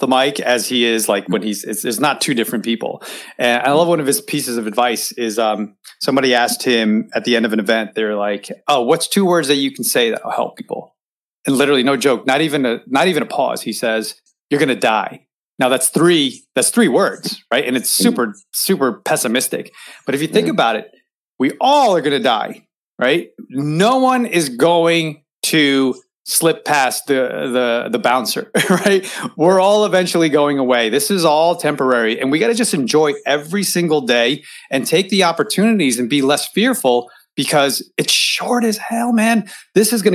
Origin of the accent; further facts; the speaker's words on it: United States; We grew up in America